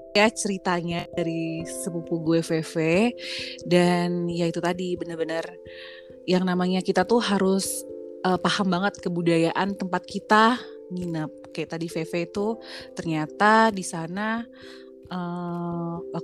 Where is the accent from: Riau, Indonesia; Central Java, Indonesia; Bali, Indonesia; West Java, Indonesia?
Bali, Indonesia; sebagai orang Bali